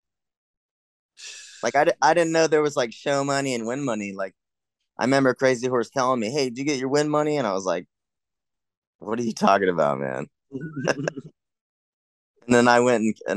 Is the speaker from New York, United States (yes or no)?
no; New Smyrna Beach, Florida, United States; moved away as an adult; also born or lived in California; I was driving from New Smyrna